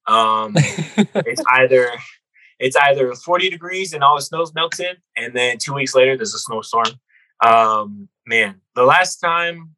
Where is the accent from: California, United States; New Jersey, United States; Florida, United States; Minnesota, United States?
Minnesota, United States; moved away; I'm from Minnesota